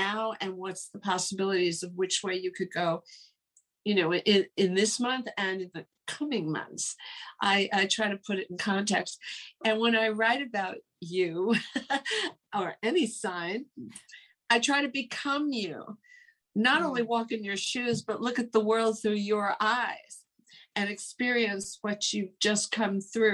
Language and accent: English; New York City, New York, United States; growing up in New York, you know, there are 9 million people here